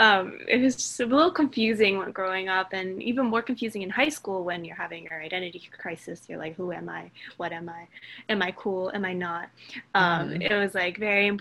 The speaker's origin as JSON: {"language": "English", "country": "United States", "tie": "born or raised there", "said": "growing up in America"}